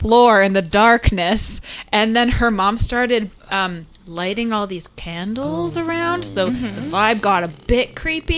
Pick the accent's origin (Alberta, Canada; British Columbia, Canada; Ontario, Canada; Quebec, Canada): British Columbia, Canada; Burnaby; I'm from North Burnaby